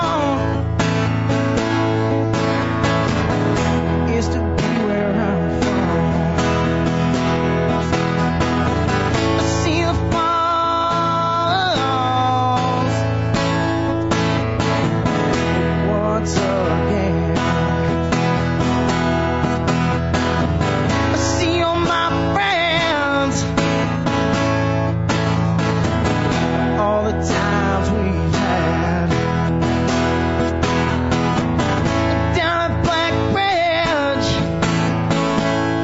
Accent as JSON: {"language": "English", "town": "Kakabeka Falls", "region": "Ontario", "country": "Canada", "tie": "born or raised there"}